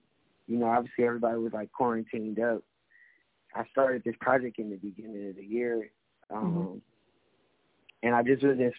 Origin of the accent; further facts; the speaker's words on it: California, United States; growing up in Cali